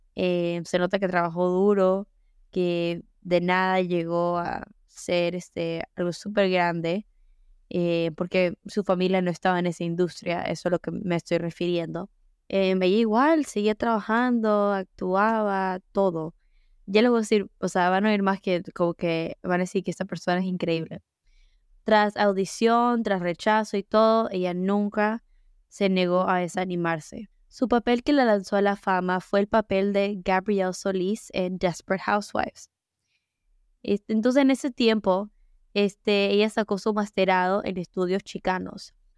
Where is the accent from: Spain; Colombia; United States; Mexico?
United States; Mi papá es dominicano, mi mamá es ecuatoriana y yo nací en Estados Unidos.